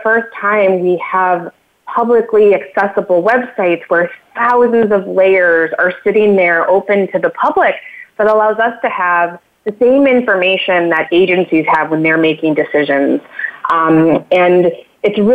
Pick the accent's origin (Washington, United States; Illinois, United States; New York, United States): Illinois, United States; I grew up in Illinois, right? I grew up surrounded by corn